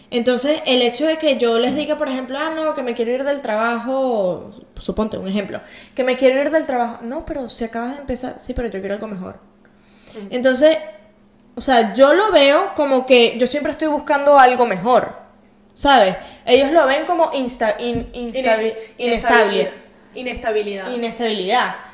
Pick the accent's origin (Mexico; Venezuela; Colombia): Venezuela; moved away; also born or lived in Portugal; Y entonces, o sea, ellos tenían su empresa en Venezuela. Eh, cuando nos fuimos de Venezuela en 2009, nos fuimos a Portugal, mi papá y mamá tuvieron que empezar de cero.